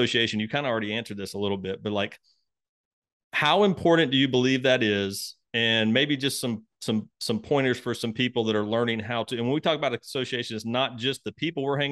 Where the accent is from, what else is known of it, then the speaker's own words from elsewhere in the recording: Mississippi, United States; moved away; I'm from Mississippi originally, from a really small town in Mississippi.